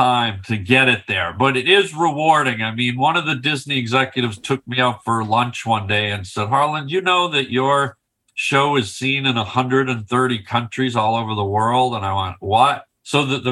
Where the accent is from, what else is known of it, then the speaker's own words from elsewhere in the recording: Canada; I'm from Canada